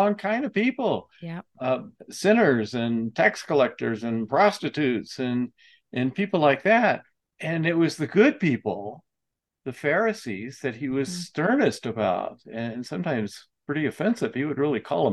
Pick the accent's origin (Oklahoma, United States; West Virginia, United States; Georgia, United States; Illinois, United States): Georgia, United States; Atlanta; I grew up in Atlanta